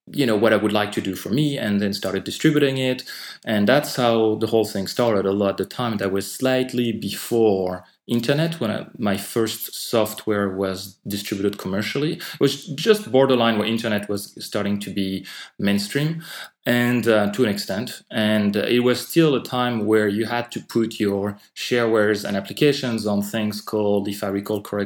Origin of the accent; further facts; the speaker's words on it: France; accent: French; English is a second language; moved away; I'm actually French. I'm not sure how relevant that is, but I might explain some of my accent